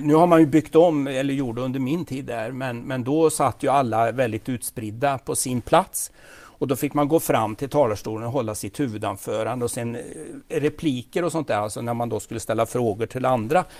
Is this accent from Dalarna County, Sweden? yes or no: no; Falköping, Västergötland, Västra Götaland, Sweden; accent: Västgöte; Jag är född i Falköping. Mm. I Fallköping som de säger på västgötska.